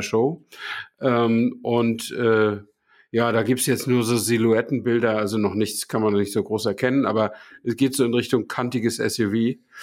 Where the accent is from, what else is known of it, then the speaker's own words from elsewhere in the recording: Hamburg, Germany; moved away; ich war ja Hamburger, ich musste da ja nicht durchfahren, um zur Arbeit zu kommen